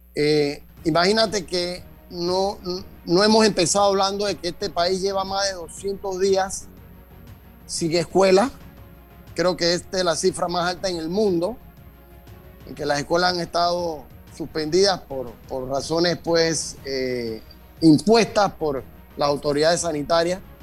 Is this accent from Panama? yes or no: yes; Panama; nosotros como panameños, como sociedad